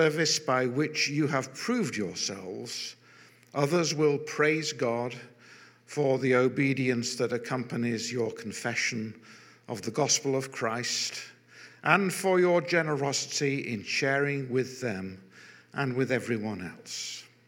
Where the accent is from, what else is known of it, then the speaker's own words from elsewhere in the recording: Manchester, North West England, United Kingdom; also born or lived in London / Altrincham; I'm a Mancunian by birth, a proud Mancunian by birth.